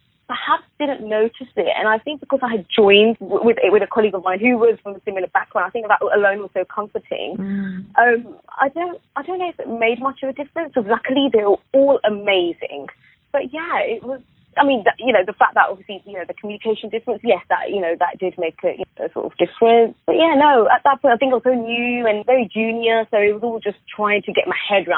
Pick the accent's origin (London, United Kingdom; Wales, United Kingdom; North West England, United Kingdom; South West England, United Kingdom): London, United Kingdom; Southall; I grew up going to below average schools in a predominantly poor Indian area, which is Southall.